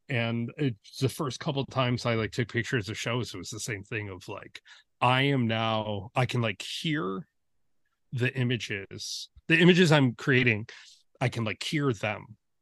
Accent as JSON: {"language": "English", "town": "Detroit", "region": "Michigan", "country": "United States", "tie": "born or raised there", "said": "growing up in Metro Detroit"}